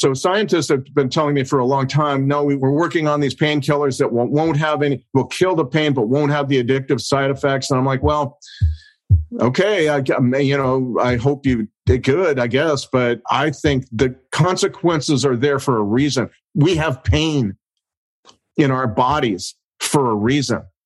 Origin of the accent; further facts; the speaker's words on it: United States; I'm an American